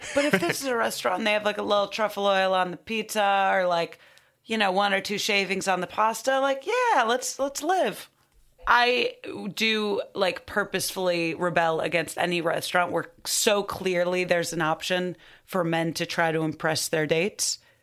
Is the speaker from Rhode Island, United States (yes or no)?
no; Highland Park, Illinois, United States; I'm from Highland Park.